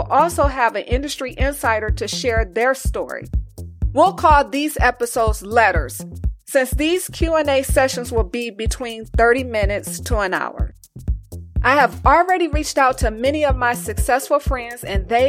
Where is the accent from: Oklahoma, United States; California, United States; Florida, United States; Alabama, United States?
California, United States; Los Angeles; moved away as an adult; also born or lived in Las Vegas / New York / New Jersey; I was born and raised in Los Angeles